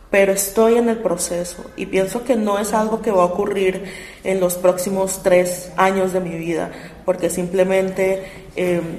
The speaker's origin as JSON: {"language": "Spanish", "country": "Colombia", "said": "no solamente porque somos colombianos y porque la música es maravillosa"}